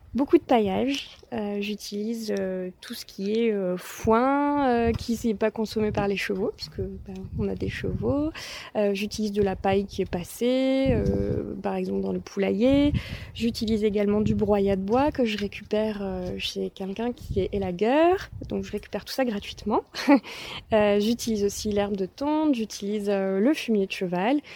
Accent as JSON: {"language": "French", "area": "Vaucluse", "region": "Provence-Alpes-Côte d'Azur", "country": "France", "tie": "born or raised there", "moved": "as an adult", "lives_now": "Ardèche, France", "said": "Je suis pas originaire d'Ardèche, je suis originaire du Vaucluse"}